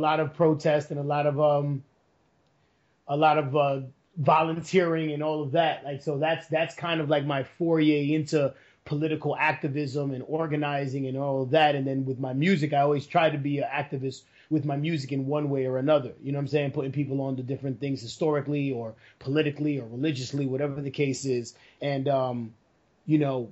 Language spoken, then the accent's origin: English; New York City, New York, United States; moved away as an adult; now in Bay Area, United States; I was born and raised in New York